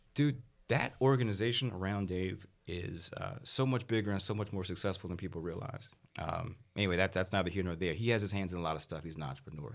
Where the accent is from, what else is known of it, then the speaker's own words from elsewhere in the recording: Washington, District of Columbia, United States; also born or lived in Houston, Texas; I'm from D C originally